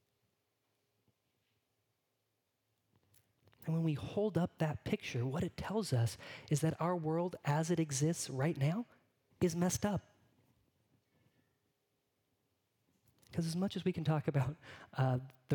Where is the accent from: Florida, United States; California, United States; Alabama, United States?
California, United States; moved away; Growing up in California